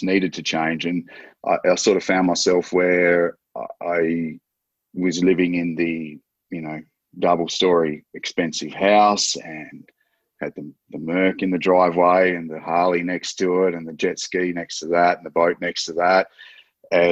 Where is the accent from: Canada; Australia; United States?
Australia; I'm an Australian, so I'm Australian based